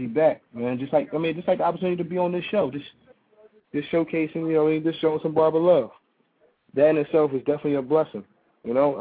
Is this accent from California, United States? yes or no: no; Philadelphia, Pennsylvania, United States; I'm a professional. I'm from Philly.